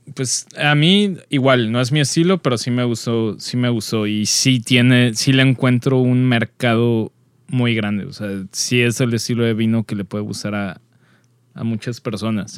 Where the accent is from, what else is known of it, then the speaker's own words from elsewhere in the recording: Metepec, State of Mexico, Mexico; la prepa en Toluca, bueno, en Metepec